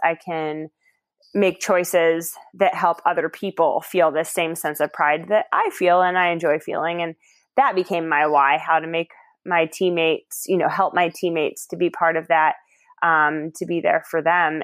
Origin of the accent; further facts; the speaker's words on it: Ohio, United States; also born or lived in Baltimore, Maryland; I'm from Ohio, uh, originally from the Baltimore area, but Ohio has definitely been uh, home for the vast majority of my life